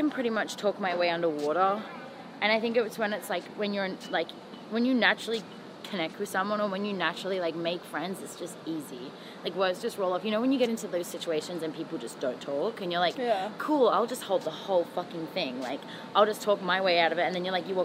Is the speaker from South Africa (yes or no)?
no; Australia; moved away as an adult; also born or lived in Toronto, Canada; now in Los Angeles, United States